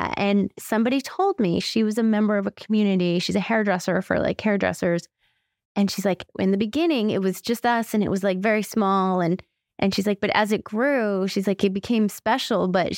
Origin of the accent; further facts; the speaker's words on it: California, United States; no, yes, I'm from California. Like, I say it with pride now.